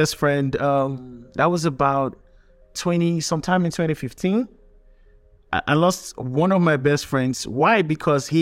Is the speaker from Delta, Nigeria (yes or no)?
yes; Delta, Nigeria; moved away; I'm from Delta State, from the Niger Delta.